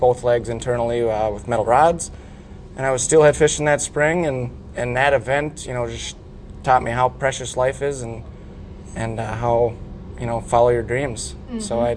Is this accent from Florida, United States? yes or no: no; Duluth, Minnesota, United States; also born or lived in Michigan; I was born and raised in Duluth, Minnesota here